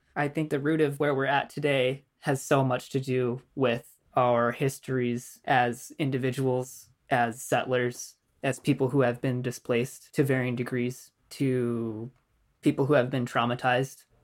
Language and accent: English; United States; now in Vancouver, Canada; I grew up in Western culture in the U S.